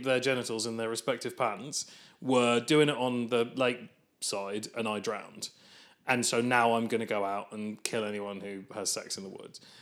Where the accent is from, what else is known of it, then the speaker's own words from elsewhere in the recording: England, United Kingdom; as an English person